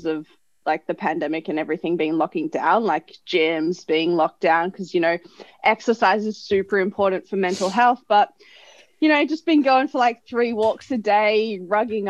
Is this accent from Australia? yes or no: yes; Australia; I'm from Australia.